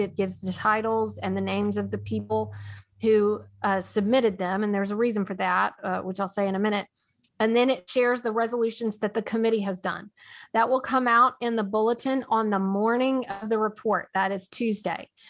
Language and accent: English; Nashville, Tennessee, United States; I am from Nashville